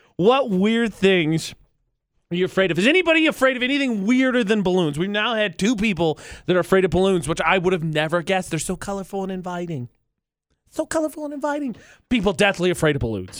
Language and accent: English; Midwest, United States; I'm from the Midwest.